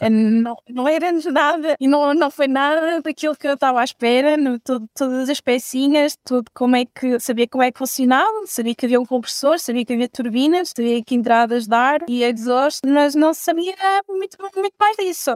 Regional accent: Belmonte, Centro, Portugal; sou de Belmonte, perto da Covilhã

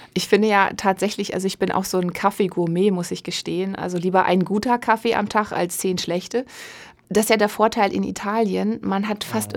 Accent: Osnabrück, Lower Saxony, Germany; Ich komme gebürtig aus Osnabrück

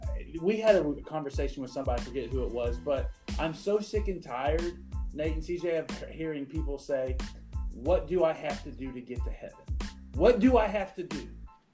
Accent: Illinois, United States; now in Arkansas, United States; A lot of people know that I moved from Illinois to Arkansas, and I had a hard time letting go of some of those friends back home.

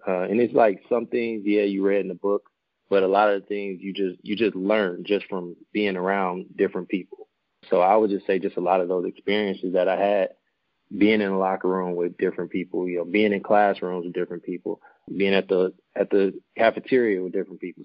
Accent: Milwaukee, Wisconsin, United States; born and raised in Milwaukee, Wisconsin

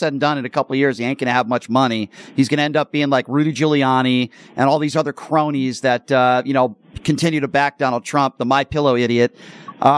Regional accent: Connecticut, United States; now in Las Vegas, United States; I'm from back east myself. I'm from Connecticut

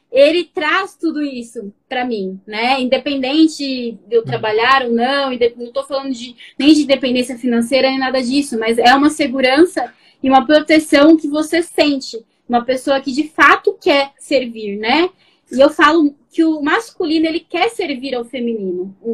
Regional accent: Barueri, São Paulo, Brazil; Sou de São Paulo, Barueri, cidade

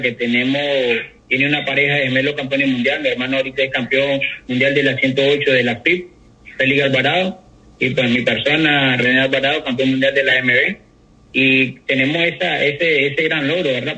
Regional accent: Managua, Nicaragua; yo soy de Managua

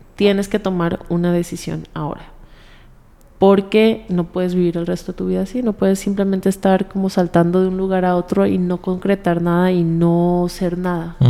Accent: Colombia; moved away as an adult; also born or lived in United States / Bolivia; now in Mexico; yo crecí en Colombia

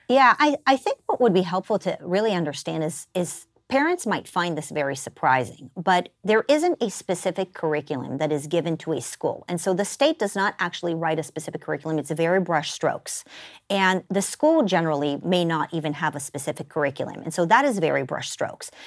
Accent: Israel; moved away as an adult; now in United States; I was born in the United States, but then I was raised in Israel

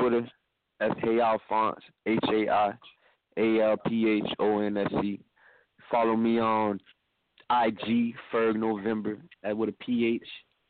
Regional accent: Fort Lauderdale, Florida, United States; I'm from the Han. I'm from out of Stranahan, the Han, Davy and 15th. You already know Stranahan, stand up, Broward County, one time.

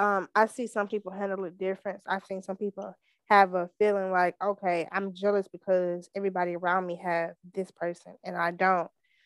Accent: Missouri City, Texas, United States; I'm from Mo City

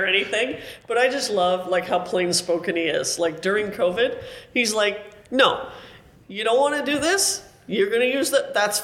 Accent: Canada; I'm a Canadian.

